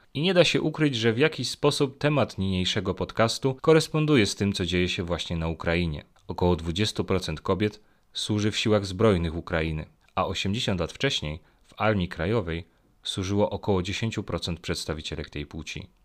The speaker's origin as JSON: {"language": "Polish", "town": "Olkusz", "region": "Lesser Poland", "country": "Poland", "said": "pochodzę z Olkusza"}